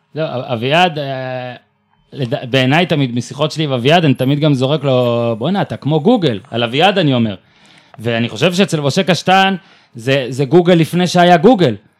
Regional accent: Northern Israel, Israel; אני מהצפון במקור

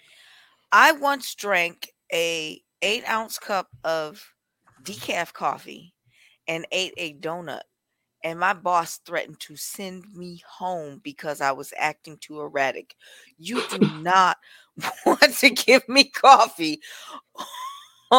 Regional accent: California, United States; I was raised in California

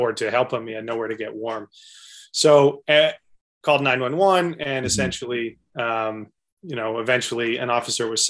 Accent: Calgary, Alberta, Canada; we're both born and raised in Calgary.

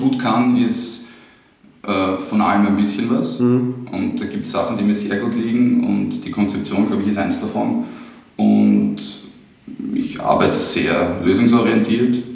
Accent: Trumau, Lower Austria, Austria; also born or lived in Vienna; now in Mödling, Austria; Also bin 1984 geboren in Wien. Mhm. Ähm, aufgewachsen in Trumau

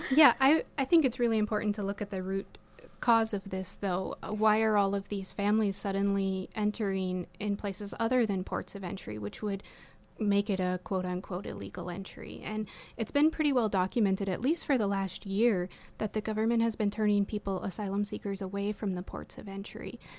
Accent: South Dakota, United States; I was from South Dakota

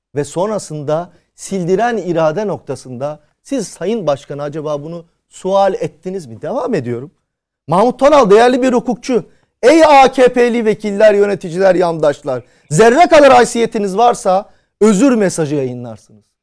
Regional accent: Istanbul, Turkey; nacizane bir İstanbullu olarak

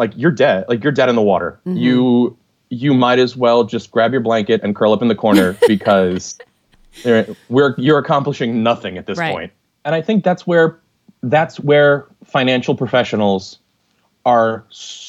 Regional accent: United States

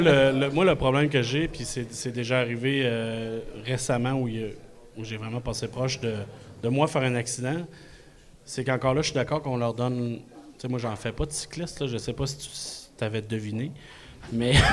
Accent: Quebec City, Quebec, Canada; je viens de Québec

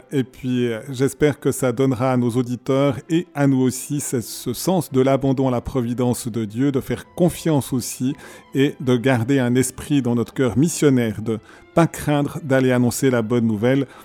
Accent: Crécy, France; puisque je suis originaire de Crécy, comme je vous ai dit l'autre

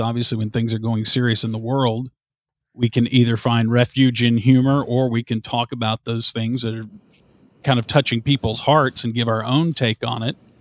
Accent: Southern United States, United States; accent: thick Southern; people there would always comment on my Southern accent.

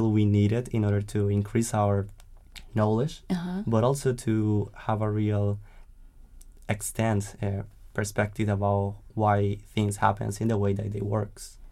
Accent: Colombia; English is a second language; moved away as an adult; now in United States; I'm from Colombia.

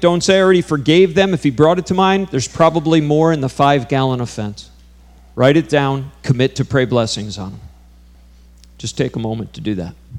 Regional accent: New York, United States; I grew up in New York, just an hour from here

